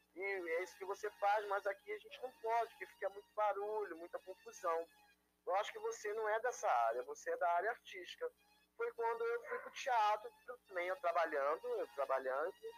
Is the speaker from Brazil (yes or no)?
yes; Rio de Janeiro, Brazil; eu sou do Rio de Janeiro, da cidade